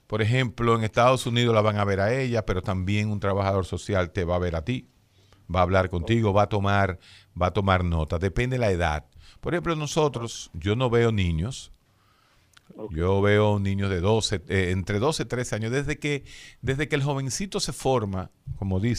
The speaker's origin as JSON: {"language": "Spanish", "country": "Dominican Republic", "said": "Uno se pregunta, ¿por qué? ¿Somos los médicos dominicanos mejor que los de allá?"}